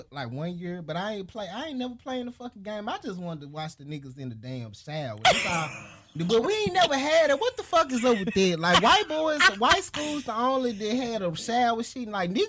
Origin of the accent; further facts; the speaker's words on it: Memphis, Tennessee, United States; I'm originally from Memphis, Tennessee.